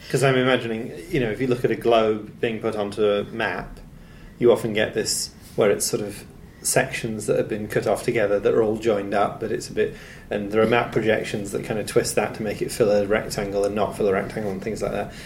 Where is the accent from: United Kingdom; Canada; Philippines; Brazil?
United Kingdom; Nottingham, East Midlands; I'm from Nottingham